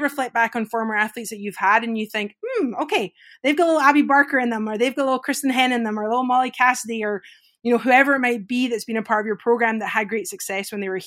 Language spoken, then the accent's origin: English; Scotland, United Kingdom; moved away; growing up in Scotland, I grew up playing golf and hockey